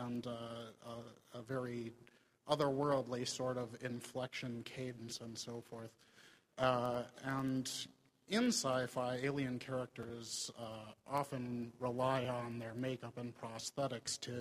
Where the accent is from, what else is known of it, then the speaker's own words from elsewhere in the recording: Minnesota, United States; I am from Minnesota.